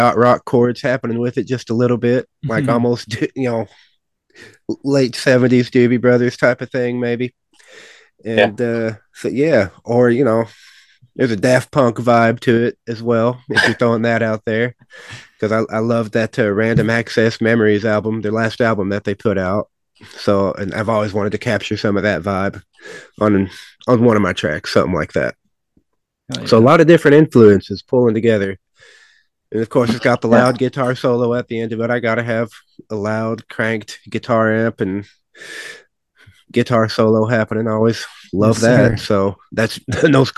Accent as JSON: {"language": "English", "town": "Jackson", "region": "Kentucky", "country": "United States", "tie": "born or raised there", "said": "I'm from Jackson, Kentucky"}